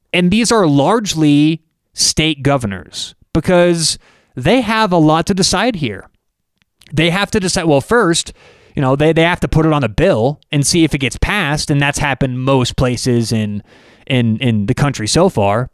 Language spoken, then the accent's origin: English; Denver, Colorado, United States; I'm from Denver